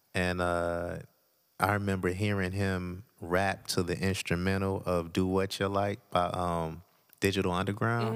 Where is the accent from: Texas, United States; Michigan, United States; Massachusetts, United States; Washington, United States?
Michigan, United States; Detroit; I was born in Detroit. Uh, grew up off of, uh, twelfth Street, Lawrence